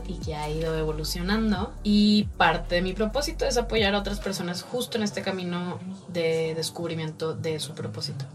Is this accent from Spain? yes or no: no; Monterrey, Nuevo León, Mexico; moved away as an adult; now in Mexico City, Mexico; Pues nací en Monterrey y llevo ya más de tres años y medio viviendo en Ciudad de México